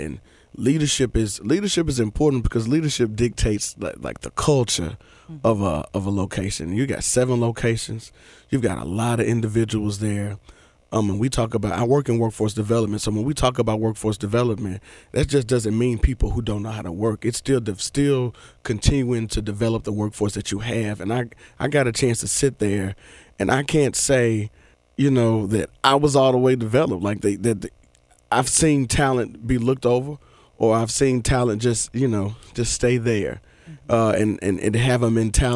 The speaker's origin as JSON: {"language": "English", "town": "Memphis", "region": "Tennessee", "country": "United States", "also_born_or_lived": "Chattanooga, Tennessee", "said": "I'm from Oak Haven, but I went to school in Whitehaven"}